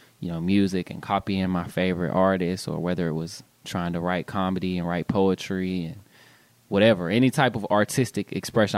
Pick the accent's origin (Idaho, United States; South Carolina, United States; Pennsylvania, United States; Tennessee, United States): Tennessee, United States; Memphis; also born or lived in Olive Branch, Mississippi; I was born in Memphis, Tennessee, and I was raised back and forth between Olive Branch, Mississippi, and Memphis, Tennessee.